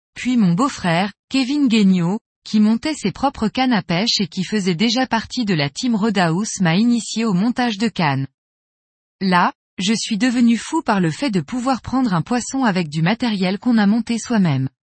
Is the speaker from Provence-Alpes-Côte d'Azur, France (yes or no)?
no; Corsica, France; chez nous en Corse